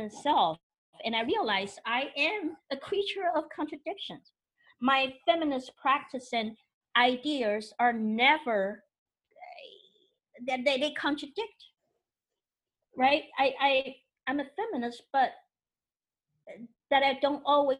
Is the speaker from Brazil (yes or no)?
no; Taiwan; now in United States; I'm from Taiwan